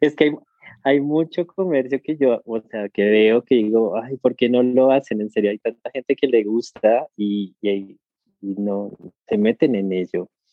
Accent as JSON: {"language": "Spanish", "country": "Colombia", "moved": "as an adult", "lives_now": "Argentina", "said": "llegué a Argentina, yo soy colombiano, llegué a Argentina"}